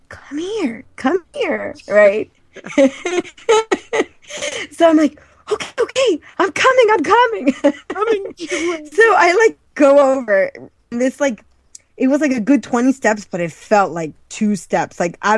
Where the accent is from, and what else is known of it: Maryland, United States; born or raised there